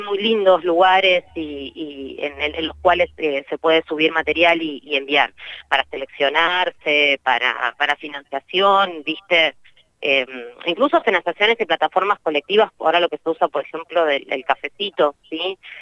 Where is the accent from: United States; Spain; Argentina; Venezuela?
Argentina; Neuquén; somos de Neuquén, somos neuquinas repartidas en, distintos lados del país